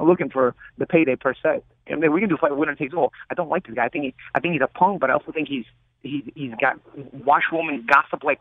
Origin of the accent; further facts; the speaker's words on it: New York, United States; I'm from New York. I'm original New York